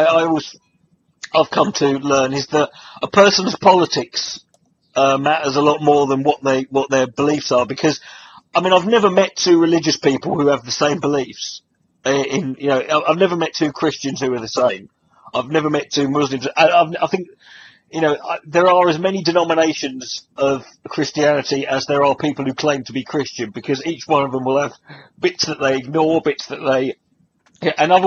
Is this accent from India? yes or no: no; United Kingdom; I grew up in Britain